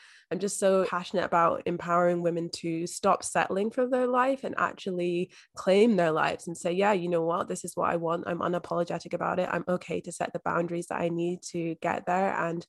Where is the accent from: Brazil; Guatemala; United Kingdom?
United Kingdom; Scotland; moved away as an adult; now in Australia; So I am originally from Scotland, but I've been living here in Australia for the past 5 years now.